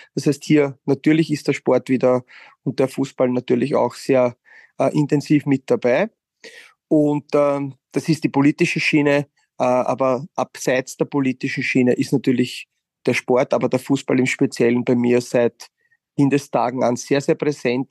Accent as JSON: {"language": "German", "town": "Wiener Neustadt", "region": "Lower Austria", "country": "Austria", "tie": "born or raised there", "said": "in meiner Heimatstadt die Rolle des Vizebürgermeisters ausüben kann"}